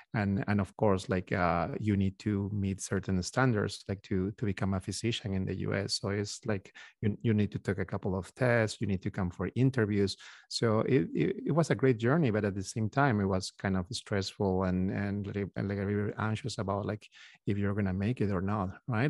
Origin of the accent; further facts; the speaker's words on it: Peru; moved away as an adult; now in United States; We are originally from Peru, from South America.